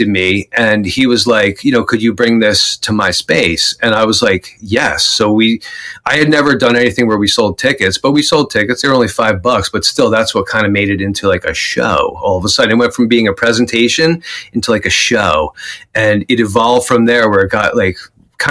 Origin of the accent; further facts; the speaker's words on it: West Caldwell, New Jersey, United States; also born or lived in Montclair, New Jersey; I grew up in West Caldwell